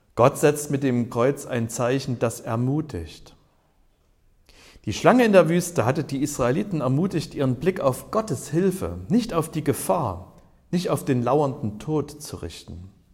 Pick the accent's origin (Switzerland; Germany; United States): Germany; Ich bin ja in der DDR aufgewachsen